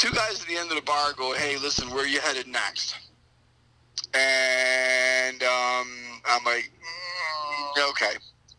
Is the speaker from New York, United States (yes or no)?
yes; Oswego, New York, United States; I said, "I'm from Oswego."